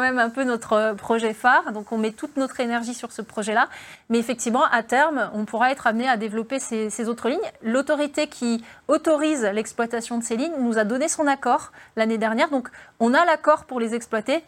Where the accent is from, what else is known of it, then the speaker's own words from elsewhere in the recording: Belfort, Bourgogne-Franche-Comté, France; j'ai grandi à Belfort, en face des usines Alstom